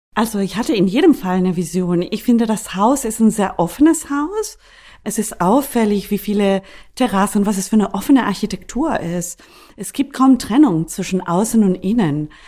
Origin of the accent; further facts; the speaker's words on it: Costa Rica; moved away; nicht Potsdamerin, ich bin Costa Ricanerin